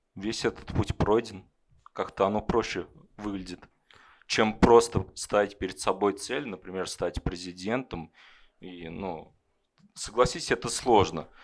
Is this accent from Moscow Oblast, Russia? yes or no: no; Kovrov, Vladimir Oblast, Russia; moved away as an adult; now in Ryazan, Russia; я сам из Коврова, родился в Коврове, учился в Коврове, но потом переехал в Рязань и сейчас работаю в Рязани.